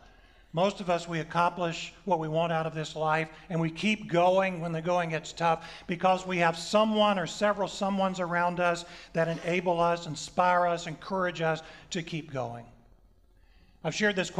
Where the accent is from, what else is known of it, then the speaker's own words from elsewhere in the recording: the South, United States; I'm from the South